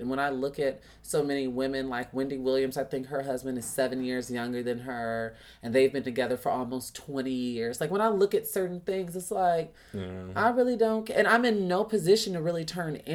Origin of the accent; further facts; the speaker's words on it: Chicago, Illinois, United States; with me growing up in Chicago, I wasn't bullied per se